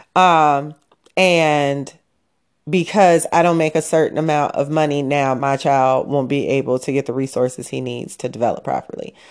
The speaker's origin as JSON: {"language": "English", "town": "Chicago", "region": "Illinois", "country": "United States", "said": "I am a Chicagoan till Chicago ends"}